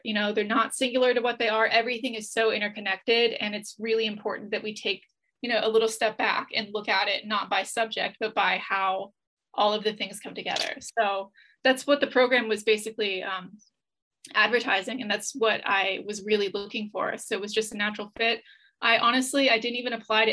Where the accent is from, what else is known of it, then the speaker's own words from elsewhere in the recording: the South, United States; moved away as an adult; now in Reykjavik, Iceland; growing up in the South